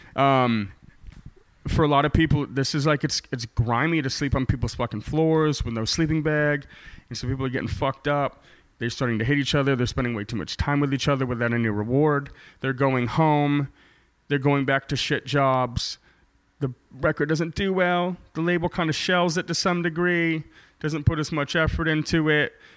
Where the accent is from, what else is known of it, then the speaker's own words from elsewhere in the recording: Maine, United States; accent: Maine; now in Portland, United States; I was born in Maine. I got the accent, kid.